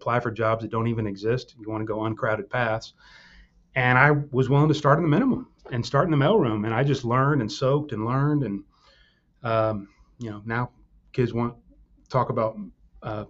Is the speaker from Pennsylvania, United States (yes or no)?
no; Houston, Texas, United States; also born or lived in Austin; I grew up in Houston